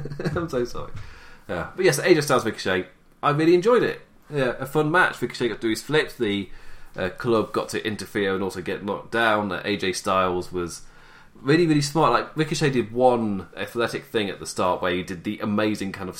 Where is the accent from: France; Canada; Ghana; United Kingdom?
United Kingdom; England; I'm English